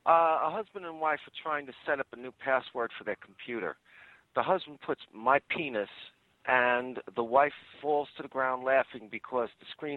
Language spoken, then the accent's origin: English; New York City, New York, United States; also born or lived in Brooklyn / New Jersey; I was born in Brooklyn, raised in Queens.